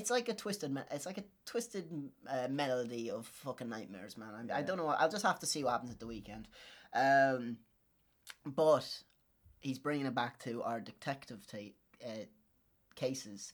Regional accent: Ireland; moved away; I am so Irish

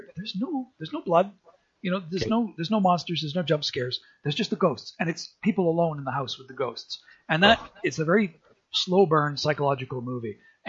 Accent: Canada; we're a Canadian show, and this is, we're Canadians.

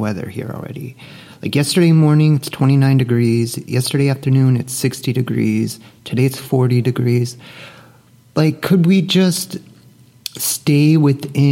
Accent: Northeast, United States; moved away as an adult; also born or lived in Dallas-Fort Worth, Texas; now in Dallas, United States; growing up in the Northeast

